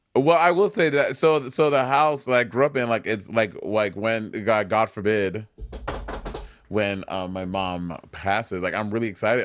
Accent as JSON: {"language": "English", "country": "St. Lucia", "tie": "born or raised there", "also_born_or_lived": "New York City / Atlanta", "moved": "yes", "said": "when I grew up in Saint Lucia"}